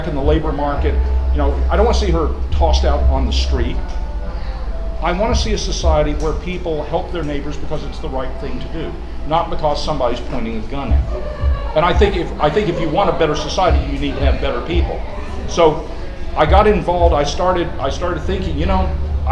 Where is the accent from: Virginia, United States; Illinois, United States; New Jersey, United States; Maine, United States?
Virginia, United States; Pulaski; I'm from Pulaski, Virginia, born and raised.